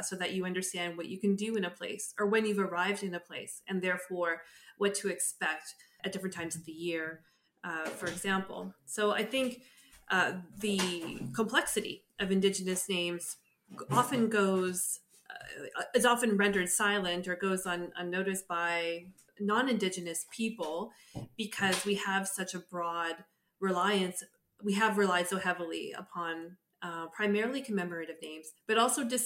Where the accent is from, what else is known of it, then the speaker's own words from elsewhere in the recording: Southern Ontario, Canada; now in New Brunswick, Canada; I'm also from Southern Ontario. So the experience of moving out this way was quite interesting